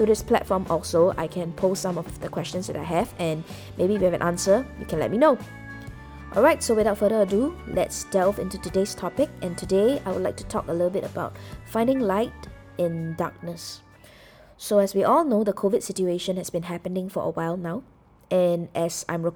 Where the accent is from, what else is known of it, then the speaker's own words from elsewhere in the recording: Singapore; I'm Singaporean, okay? So pretty much growing up, I think I led a very typical Singaporean life